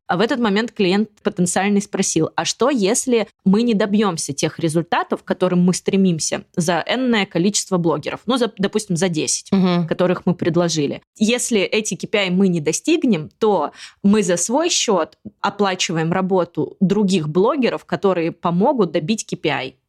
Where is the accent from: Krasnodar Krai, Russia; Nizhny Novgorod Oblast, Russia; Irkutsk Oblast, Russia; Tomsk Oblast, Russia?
Tomsk Oblast, Russia; Tomsk; now in Moscow, Russia; я из Томска